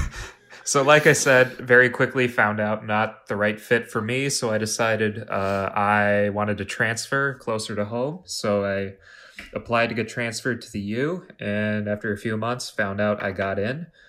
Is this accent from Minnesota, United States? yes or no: yes; Plymouth, Minnesota, United States; now in Minneapolis, United States; I, had a couple jobs uh, in my hometown of Plymouth